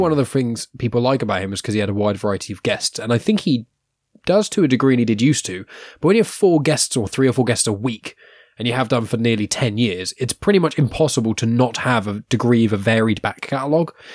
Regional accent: England, United Kingdom; we're English

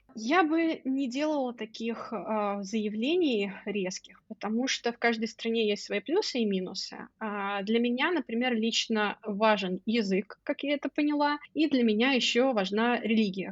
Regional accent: Oryol, Oryol Oblast, Russia; moved away as an adult; also born or lived in Moscow, Russia; now in Podgorica, Montenegro; мой родной город Орел

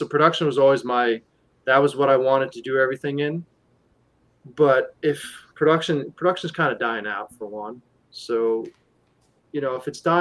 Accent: New York, United States; we're from New York

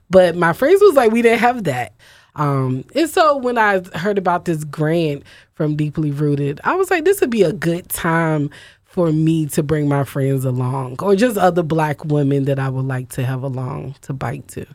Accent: Virginia, United States; moved away as an adult; now in Philadelphia, United States; I grew up riding bikes in Virginia

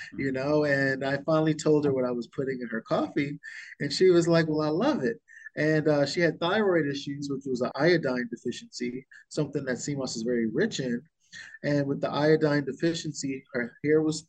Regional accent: Bahamas; I was born and raised in the Bahamas

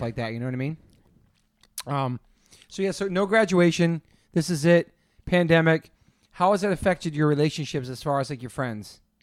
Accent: East Coast, United States; now in California, United States; I'm from the East Coast.

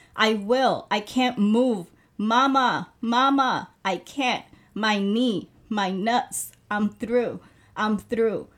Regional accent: Puerto Rico; moved away; I grew up in Puerto Rico

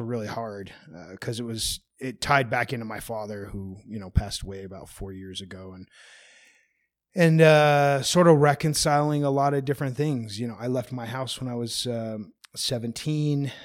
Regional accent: United States; I'm an American

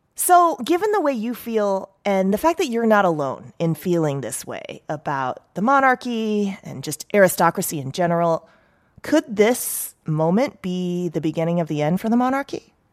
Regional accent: United States; I'm so American

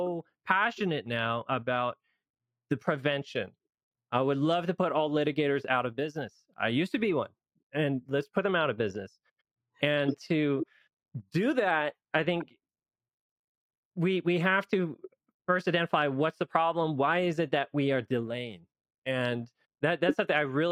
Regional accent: Loma Linda, California, United States; I live in Loma Linda, California, and that's where I grew up

